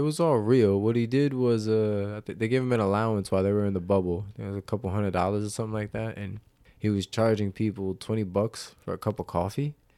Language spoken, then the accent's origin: English; New Jersey, United States; We're from Jersey